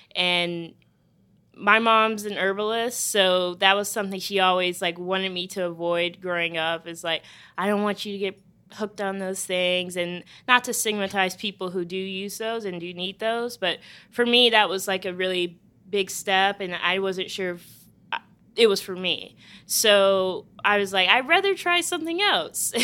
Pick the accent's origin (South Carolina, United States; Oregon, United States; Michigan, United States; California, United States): South Carolina, United States; Charleston; my hometown of Charleston, South Carolina